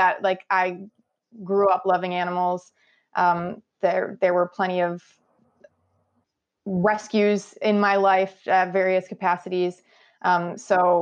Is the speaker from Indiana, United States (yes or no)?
no; Buffalo, New York, United States; my hometown of Buffalo